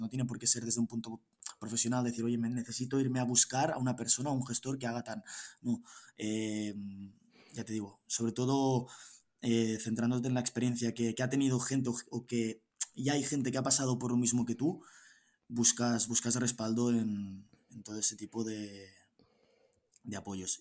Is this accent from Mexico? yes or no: no; Girona, Catalonia, Spain; yo soy de Girona, tengo 27 años